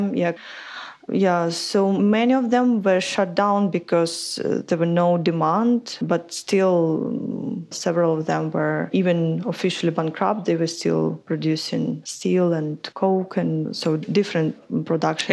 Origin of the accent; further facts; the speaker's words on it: Ukraine; moved away as an adult; also born or lived in London; I come from Ukraine and I did an environmental studies back in Ukraine